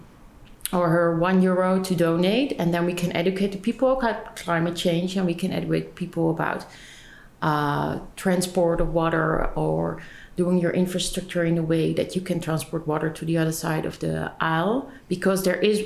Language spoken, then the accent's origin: English; Amsterdam, North Holland, Netherlands; also born or lived in Leiden; I born and raised in Amsterdam